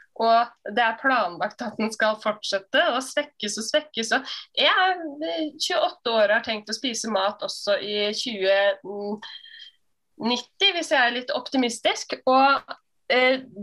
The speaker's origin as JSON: {"language": "Norwegian", "town": "Hemsedal", "region": "Buskerud", "country": "Norway", "said": "i Hemsedal, der jeg kommer fra"}